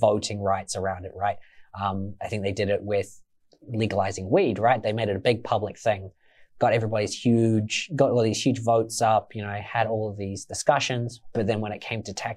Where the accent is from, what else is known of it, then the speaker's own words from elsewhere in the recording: Australia; now in New Zealand; I am Australian